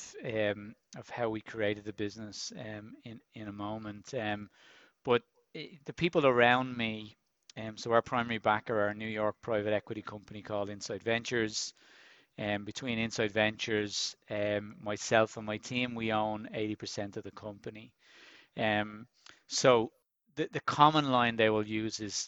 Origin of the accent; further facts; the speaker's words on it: Dublin, Leinster, Ireland; I grew up in Finglas in Dublin, very much a working class area